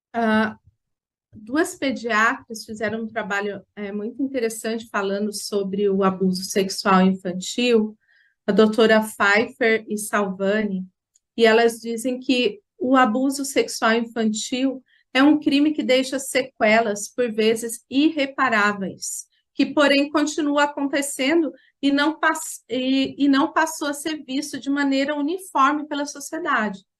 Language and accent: Portuguese; Jacareí, São Paulo, Brazil; eu sou de Jacareí, no estado de São Paulo, e estive conselheira tutelar por três mandatos aqui no meu município